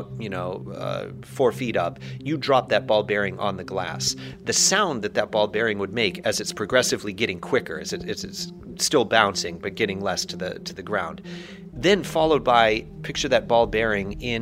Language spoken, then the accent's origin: English; Barrington, New Hampshire, United States; moved away as an adult; also born or lived in Poland / China; I'm originally from New Hampshire, from Barrington, New Hampshire